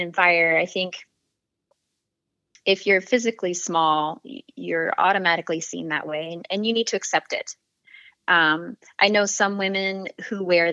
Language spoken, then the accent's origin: English; the Bible Belt of the United States, United States; I grew up in the Bible Belt of the United States.